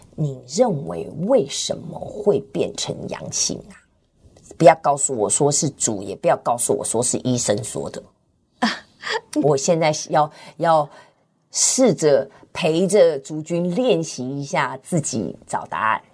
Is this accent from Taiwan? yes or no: no; Tianjin, China; 我是天津